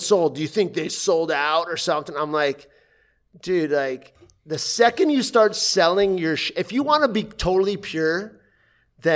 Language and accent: English; Kendall, Florida, United States; I grew up in Kendall